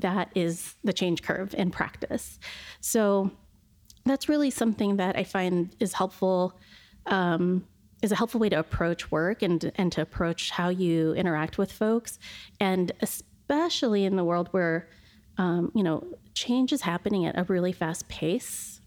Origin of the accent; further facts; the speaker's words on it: Shoreline, Washington, United States; I grew up in Shoreline, which was a predominantly Caucasian community at the time